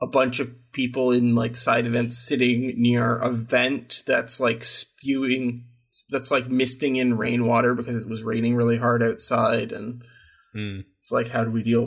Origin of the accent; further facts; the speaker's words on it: Toronto, Ontario, Canada; moved away; also born or lived in Finland; I'm originally from Canada, from the Toronto area